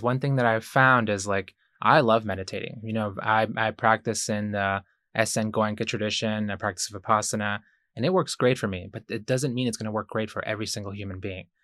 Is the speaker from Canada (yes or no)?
no; Ecuador; moved away; I was born in Ecuador